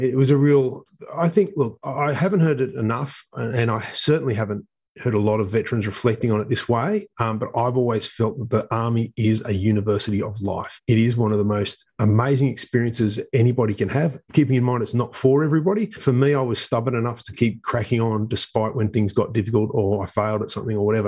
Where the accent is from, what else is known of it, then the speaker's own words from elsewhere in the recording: Sydney, New South Wales, Australia; I grew up in Epping, which is northwest of Sydney